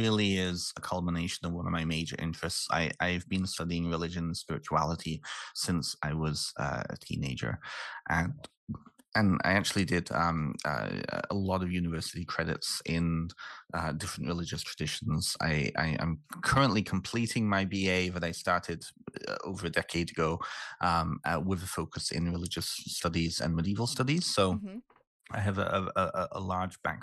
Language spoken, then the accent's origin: English; Canada; also born or lived in United Kingdom; I'm originally from the UK. And so living and growing up in Canada